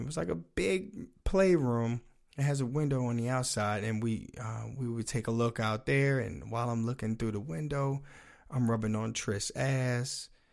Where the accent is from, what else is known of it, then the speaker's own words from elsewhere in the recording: United States; accent: DMV; dude from the, the D M V, uh, major metropolitan area. So I got that, uh, accent in here.